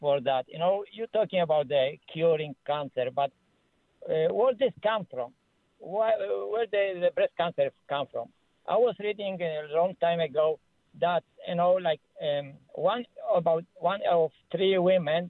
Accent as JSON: {"language": "English", "country": "Poland", "moved": "yes", "lives_now": "Ontario, Canada", "said": "I'm from Ontario here, originally from Poland"}